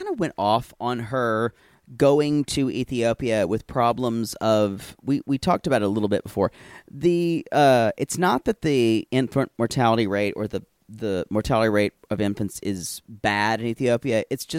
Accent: New Jersey, United States; I grew up in Jersey, a healthcare family, so there are many awesome birthing options in Jersey.

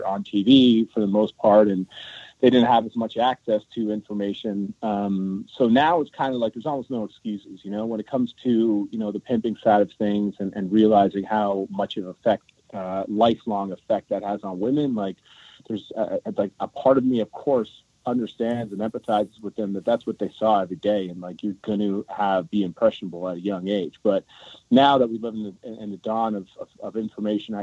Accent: Toronto, Ontario, Canada; I'm from Toronto. I was lucky enough to grow up in a very multicultural environment through my whole life

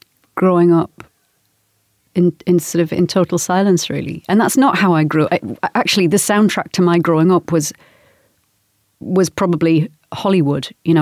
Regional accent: Newcastle, North East England, United Kingdom; Newcastle, northeast of England.

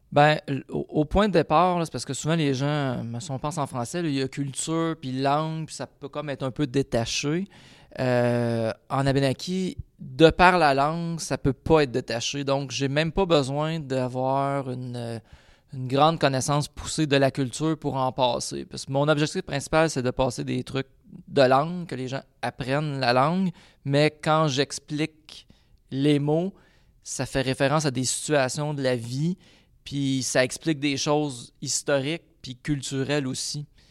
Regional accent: Quebec, Canada; je suis un Québécois

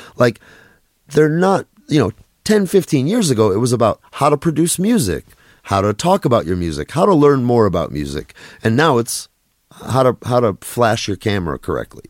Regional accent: Minneapolis, Minnesota, United States; also born or lived in Russia / New York; I grew up in Minneapolis

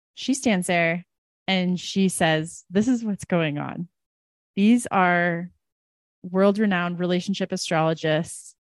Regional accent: United States; as an American

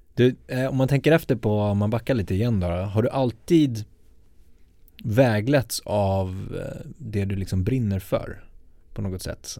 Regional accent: Sollentuna, Stockholm County, Sweden; jag kommer från Rotebro

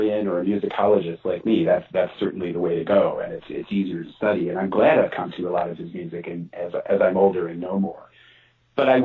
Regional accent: Denver, Colorado, United States; I'm from Denver

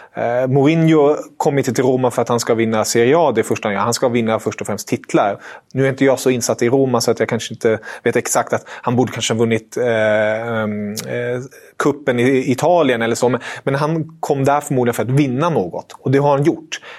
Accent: Germany; jag är tysk

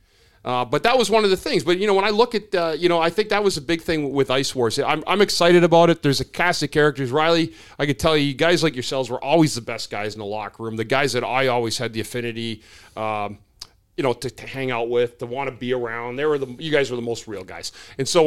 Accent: Smithers, British Columbia, Canada; my hometown of Smithers, British Columbia.

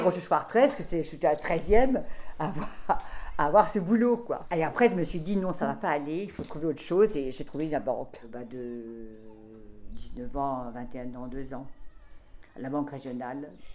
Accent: Deux-Sèvres, Nouvelle-Aquitaine, France; now in Paris, France; je suis née dans les Deux-Sèvres

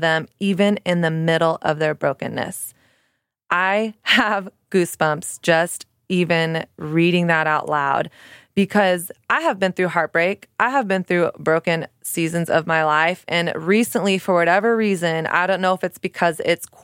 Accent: Dallas, Texas, United States; also born or lived in Houston; now in Brooklyn, United States; I'm from Texas as well. I'm a Texas girl. I'm from Dallas

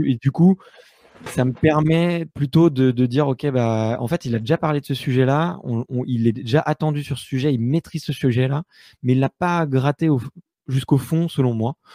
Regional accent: Paris, Île-de-France, France; j'ai beaucoup voyagé en France et partout dans le monde, mais je suis né à Paris. Aujourd'hui, c'est, là que j'ai repris un petit peu mes, mes bases

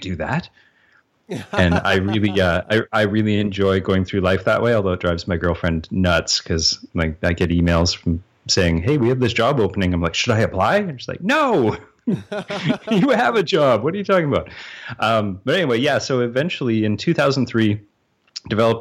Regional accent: Canada; accent: Canadian; because I'm Canadian

